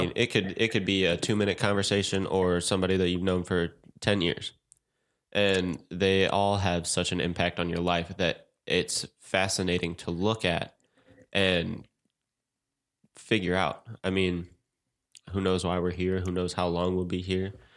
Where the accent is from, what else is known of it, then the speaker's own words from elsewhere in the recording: St. Louis, Missouri, United States; moved away; I'm about to move back to my hometown, Saint Louis